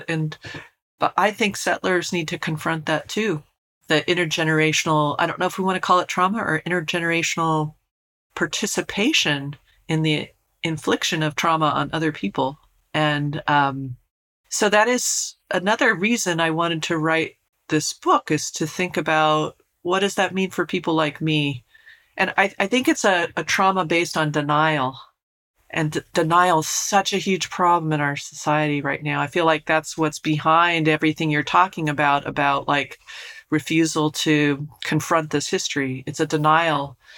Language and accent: English; Colorado, United States; where I grew up in Colorado.